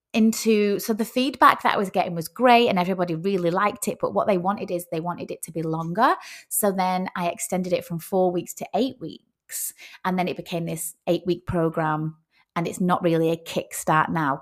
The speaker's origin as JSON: {"language": "English", "town": "Rochdale", "region": "North West England", "country": "United Kingdom", "also_born_or_lived": "Oyster Bay, Sutherland Shire, Australia", "moved": "as an adult", "lives_now": "Sutherland Shire, Australia", "said": "I am, uh, from a very small town called Rochdale, which is in the north of England."}